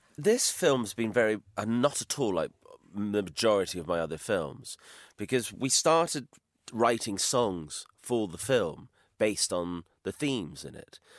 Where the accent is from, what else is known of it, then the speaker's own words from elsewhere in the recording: Highlands of Scotland, United Kingdom; moved away; I was brought up in the Highlands of Scotland